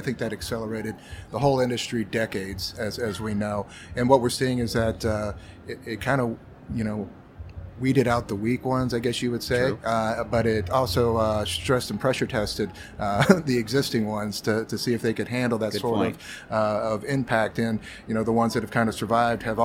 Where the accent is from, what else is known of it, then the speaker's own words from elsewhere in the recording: Miami, Florida, United States; moved away as an adult; also born or lived in Atlanta, Georgia / Athens, Georgia; Originally born and raised in Miami, Florida